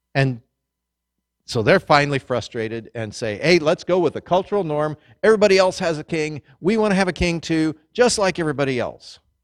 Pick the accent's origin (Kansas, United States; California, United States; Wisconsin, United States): Kansas, United States; growing up in Kansas in the wheat fields